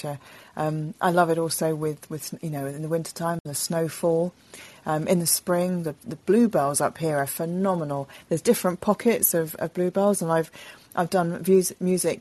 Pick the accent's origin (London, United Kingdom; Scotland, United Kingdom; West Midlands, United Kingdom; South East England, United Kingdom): London, United Kingdom; When I was a kid, I was born in London. I was born in North London, in Highgate, and then we moved to Crouch End.